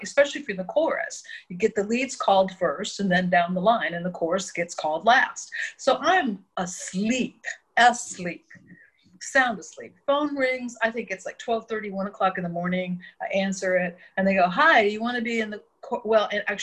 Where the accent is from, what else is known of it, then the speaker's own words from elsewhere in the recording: Verdon, Illinois, United States; I grew up in Verdon